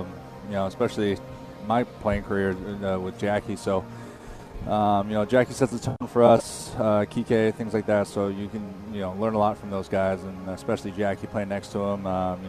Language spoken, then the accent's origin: English; California, United States; So I grew up in California